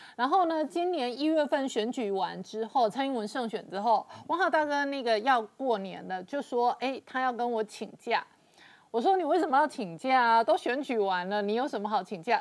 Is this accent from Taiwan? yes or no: yes; Taiwan; 我台湾人